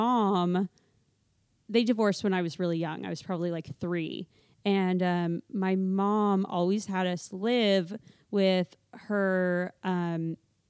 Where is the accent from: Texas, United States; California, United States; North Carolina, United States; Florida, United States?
California, United States; Calabasas; growing up in Calabasas